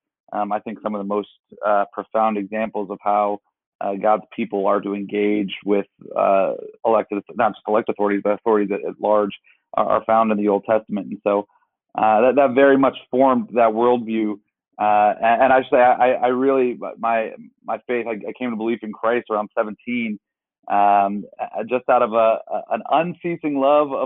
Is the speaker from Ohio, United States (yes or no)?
yes; Warren, Ohio, United States; also born or lived in Arizona; I'm from Warren, Youngstown, Ohio, so a very impoverished part of the state.